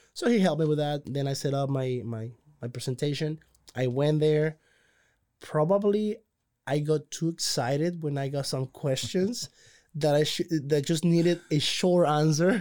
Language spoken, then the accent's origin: English; Cozumel, Quintana Roo, Mexico; moved away as an adult; now in Waco, United States; I'm originally from Cozumel, Mexico